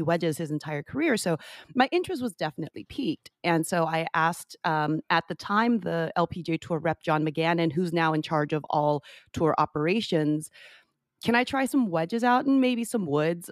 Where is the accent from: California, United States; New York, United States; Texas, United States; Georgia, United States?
California, United States; San Jose; now in Orlando, United States; Grew up in San Jose.